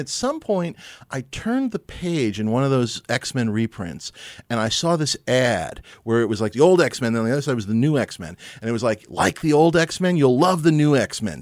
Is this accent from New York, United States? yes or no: yes; New York City, New York, United States; I grew up here in New York City